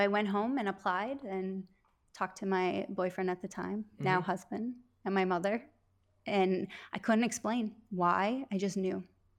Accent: Wisconsin, United States; moved away as an adult; now in Los Angeles, United States; I was born and raised in Wisconsin, mm-hmm. a very, very small town of about 250 people.

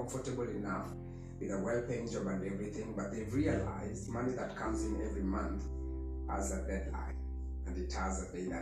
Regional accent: Kenya; as a Kenyan

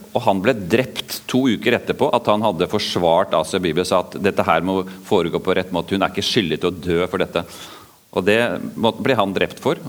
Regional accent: Oslo, Norway; accent: østlandsk, Oslo dialect; also born or lived in Vågsbygd, Kristiansand; now in Kristiansand, Norway; Dere hører jo at jeg snakker østlandsk eh, Oslo-dialekt, for det er der jeg vokste opp

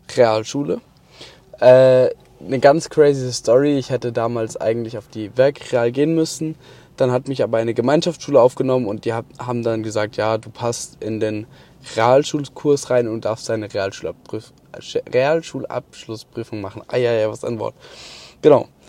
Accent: Mannheim, Baden-Württemberg, Germany; also born or lived in Kronau; danach bin ich nach Mannheim gezogen

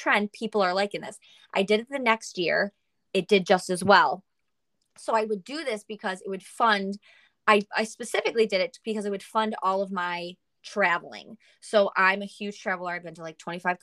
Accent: Lewiston, New York, United States; moved away as an adult; also born or lived in Buffalo, New York; now in Charlotte, United States; I was born and raised in Buffalo, actually in Lewiston, New York, and I moved down to Charlotte, North Carolina about 2 years ago

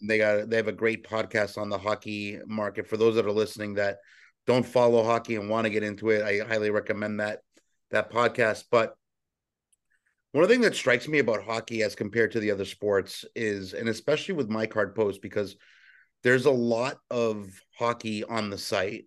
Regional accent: New England, United States; growing up in New England

